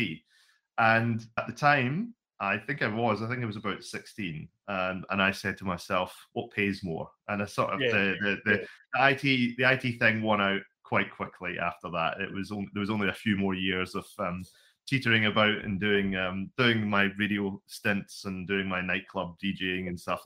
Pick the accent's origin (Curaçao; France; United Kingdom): United Kingdom; Scotland; now in Wellington, New Zealand; Originally, I'm from Scotland.